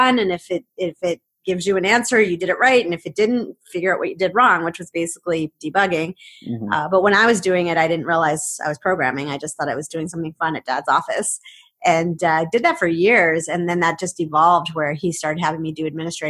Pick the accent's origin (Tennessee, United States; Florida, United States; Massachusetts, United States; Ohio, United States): Massachusetts, United States; Framingham; I grew up here in Boston, in the Boston area, in Framingham. I'm a Boston girl